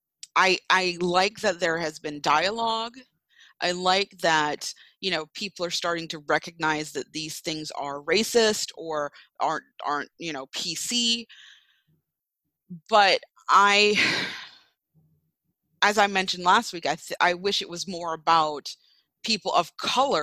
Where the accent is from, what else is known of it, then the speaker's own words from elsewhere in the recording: Jamaica; now in United States; I grew up in Jamaica.